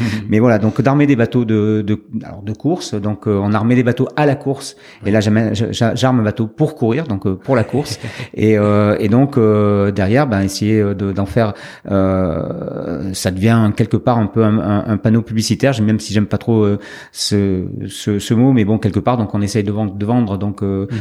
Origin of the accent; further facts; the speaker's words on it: Médoc, Pointe de Grave, Nouvelle-Aquitaine, France; also born or lived in Nantes; Je suis né à Nantes, paradoxalement, mais mhm. euh, donc euh, de parents euh, médocains. il se trouve que très vite, donc à l'âge de six mois, j'ai rejoint donc le, le Médoc, la Pointe Médoc